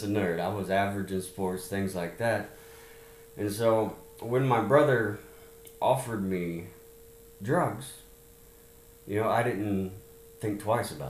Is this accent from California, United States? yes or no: yes; Laguna Hills, California, United States; moved away as an adult; also born or lived in Chattanooga, Tennessee / Louisiana / Sugar Land, Texas; by the time I was seven, I was in California, Southern California, Laguna Hills. And that's kind of where I grew up till, you know, I stayed there till I was 20 years old.